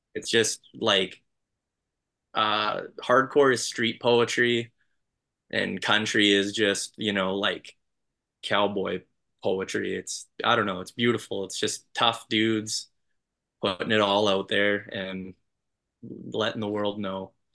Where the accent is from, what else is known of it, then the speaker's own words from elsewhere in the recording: Canada; I'm just gonna sound like a Canadian